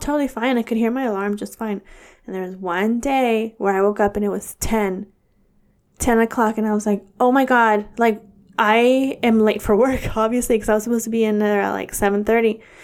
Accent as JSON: {"language": "English", "town": "Dixon", "region": "California", "country": "United States", "tie": "born or raised there", "said": "my hometown of Dixon, California"}